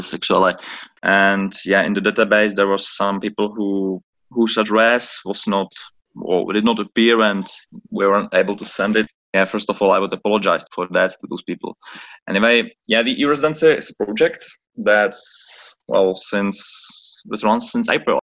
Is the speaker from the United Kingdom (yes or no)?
no; Czechia; I'm originally from the Czech Republic